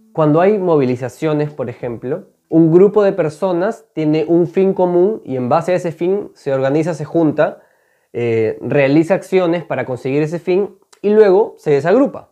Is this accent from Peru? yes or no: yes; Peru; Seguramente estamos orgullosos muchas veces de haber nacido en este país